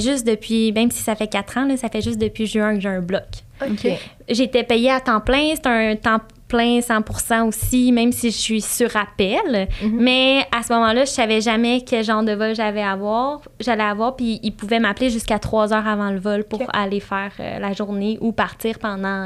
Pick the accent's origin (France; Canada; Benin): Canada; Saint-Hyacinthe, Quebec; je suis née à Saint-Hyacinthe, sur la rive sud de Montréal